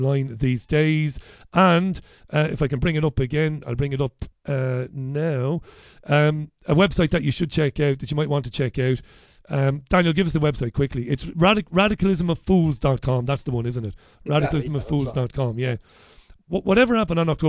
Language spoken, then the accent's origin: English; Waterford, Ireland; as a kid who would hang around the Socialist Workers' Party and the Labour Party in Ireland, and even Sinn Féin in Waterford